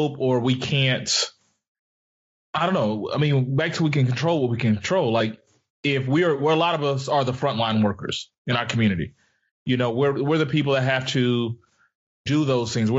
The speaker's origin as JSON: {"language": "English", "town": "Pensacola", "region": "Florida", "country": "United States", "tie": "born or raised there", "said": "I pray for my hometown. I pray for Pensacola."}